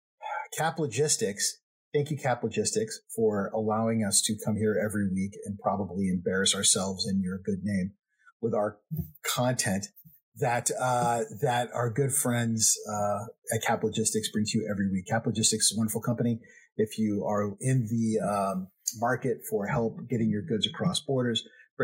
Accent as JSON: {"language": "English", "region": "Texas", "country": "United States", "said": "I'm from Texas"}